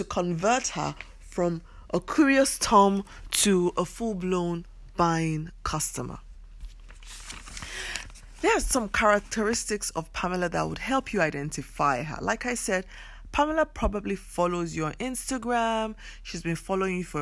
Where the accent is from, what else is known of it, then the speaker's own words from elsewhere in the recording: Nigeria; I come from Nigeria